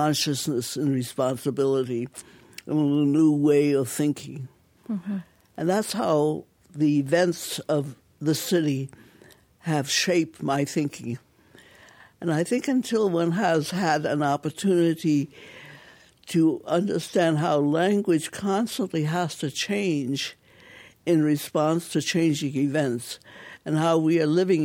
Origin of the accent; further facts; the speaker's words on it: Providence, Rhode Island, United States; now in Detroit, United States; I was born in Providence, Rhode Island, on top of my father's Chinese restaurant.